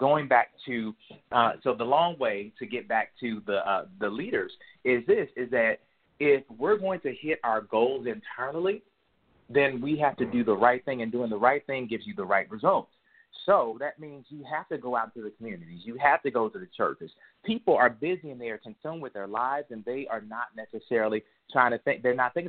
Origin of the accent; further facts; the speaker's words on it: St. Louis, Missouri, United States; also born or lived in Pagedale / San Francisco; I tell people I was born in Pagedale, Missouri, but I was raised between St. Louis and San Francisco.